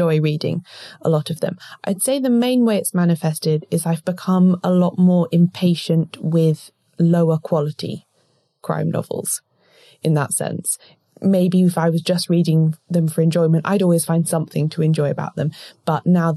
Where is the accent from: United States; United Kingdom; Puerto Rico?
United Kingdom; South East England; we are both British women, grew up in the southeast of England